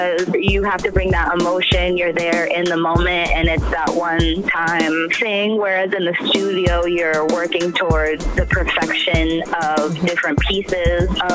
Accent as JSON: {"language": "English", "town": "Warren", "region": "Rhode Island", "country": "United States", "tie": "born or raised there", "said": "I grew up in Rhode Island, Warren, Rhode Island"}